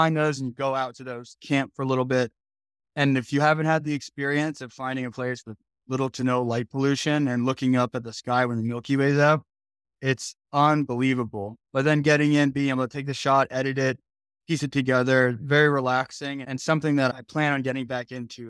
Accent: New Jersey, United States; I grew up in Jersey though, so I love it.

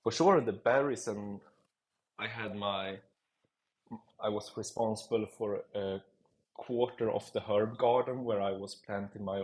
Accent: Sweden; moved away as an adult; now in Zurich, Switzerland; I'm from Sweden and moved to Zurich, Switzerland, 2012 when I was 20 years old

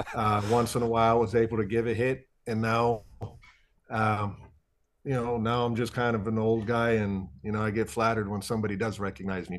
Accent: Ohio, United States; also born or lived in Iowa; growing up in Ohio

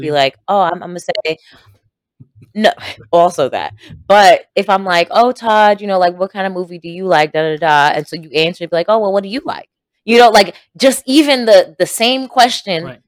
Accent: Jamaica; we are both Jamaican

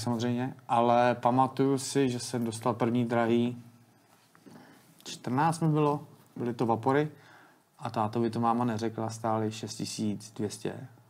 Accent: Teplice, Ústí nad Labem Region, Czechia; já jsem z Teplic

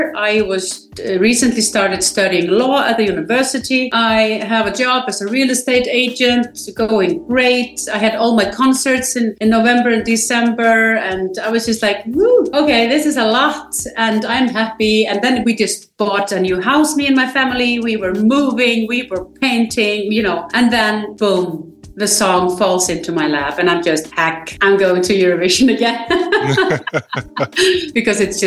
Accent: Iceland; I am from Iceland

